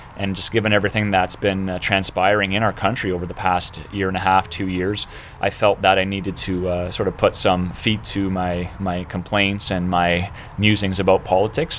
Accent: Canada; as a Canadian

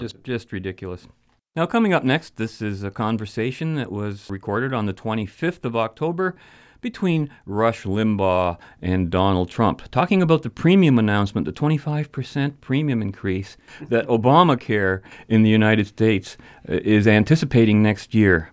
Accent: Canada; Speaking as a Canadian who lives in the heart of socialized health care country

